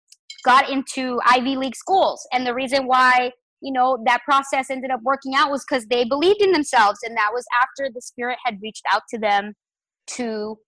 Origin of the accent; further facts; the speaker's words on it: Chihuahua, Mexico; I am from Mexico. I was born in the beautiful state of Chihuahua. It's the desert in Mexico.